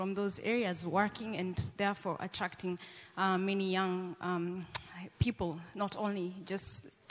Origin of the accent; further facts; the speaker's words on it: Kerugoya, Kirinyaga County, Kenya; I'm from Kenya.